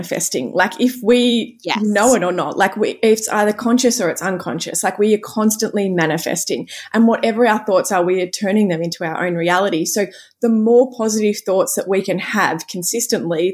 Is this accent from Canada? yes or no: no; Cape Paterson, Victoria, Australia; I was back at home, you know, where I grew up in Cape Patterson with all of my family